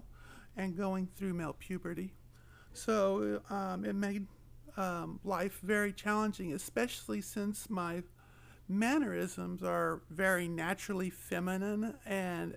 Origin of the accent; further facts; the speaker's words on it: Oklahoma, United States; moved away as an adult; now in Pacific Northwest, United States; I come from Oklahoma, from rural country. And I moved here probably about 3 years ago to get married, and I'm loving the Pacific Northwest